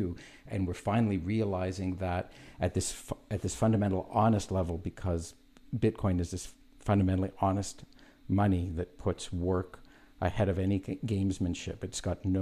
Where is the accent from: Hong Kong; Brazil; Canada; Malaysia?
Canada; I'm Canadian